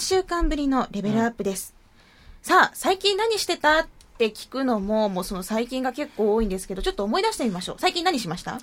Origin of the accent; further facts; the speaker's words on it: Arao, Kumamoto, Japan; うちの地元じゃないですか。荒尾出身ですから